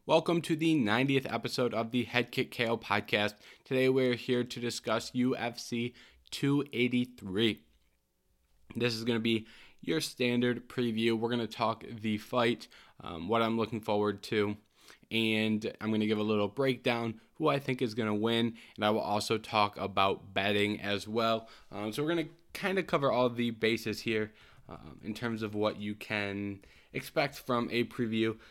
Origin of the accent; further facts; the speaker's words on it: Michigan, United States; I am from Michigan